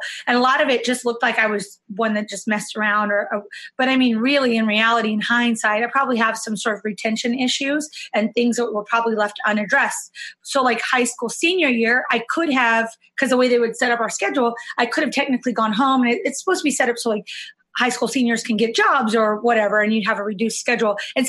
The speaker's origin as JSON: {"language": "English", "town": "Yuma", "region": "Arizona", "country": "United States", "tie": "born or raised there", "also_born_or_lived": "San Diego", "said": "So I'm from a small town in Arizona, Yuma, Arizona. It's like right on the border of Mexico and California. My stepdad was in the military, and we ended up moving to San Diego when I was fifth grade."}